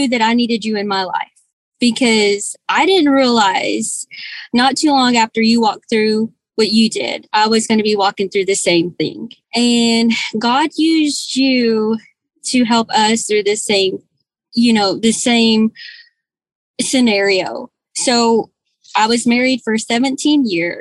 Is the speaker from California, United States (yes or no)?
no; Arkansas, United States; moved away as an adult; also born or lived in Texas; I'm originally from Arkansas. And when we got married, I moved to Texas